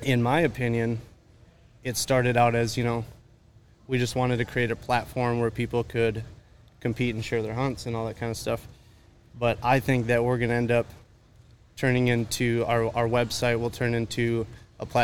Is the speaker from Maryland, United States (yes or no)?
no; Minnesota, United States; moved away as an adult; now in Nashville, United States; I'm originally from Minnesota